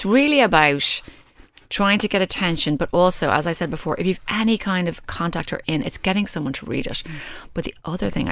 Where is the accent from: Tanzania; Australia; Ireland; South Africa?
Ireland; I'm Irish